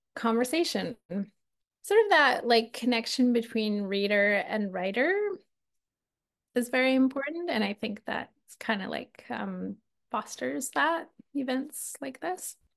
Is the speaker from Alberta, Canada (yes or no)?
yes; Alberta, Canada; now in Victoria, Canada; I'm from Alberta